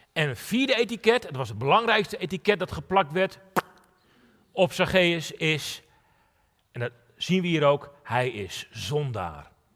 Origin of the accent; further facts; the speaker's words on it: Netherlands; now in Drachten, Netherlands; mijn verhaal is begonnen in een onbeduidend dorpje in Nederland